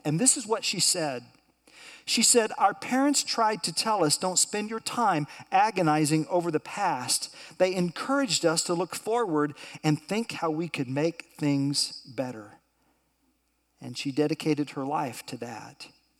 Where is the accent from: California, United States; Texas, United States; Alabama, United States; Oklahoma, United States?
Oklahoma, United States; Tulsa; I remember growing up in Tulsa at my college preparatory high school.